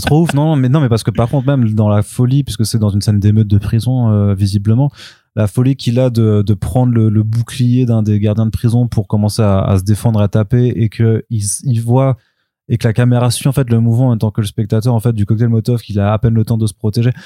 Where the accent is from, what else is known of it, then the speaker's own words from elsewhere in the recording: Paris, Île-de-France, France; en tant que français en tant que parisien